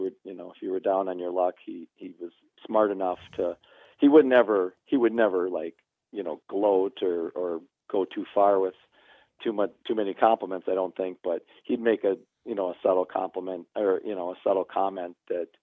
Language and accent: English; Minneapolis, Minnesota, United States; I'm from Minneapolis